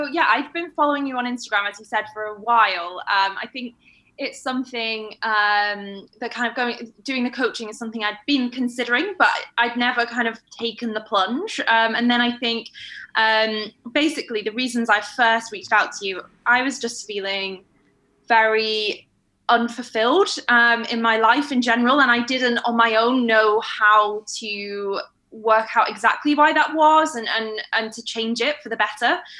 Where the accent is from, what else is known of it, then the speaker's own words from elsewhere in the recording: Manchester, North West England, United Kingdom; Yeah, I don't sound like I'm from London, but I don't necessarily sound like I'm from Manchester anymore either.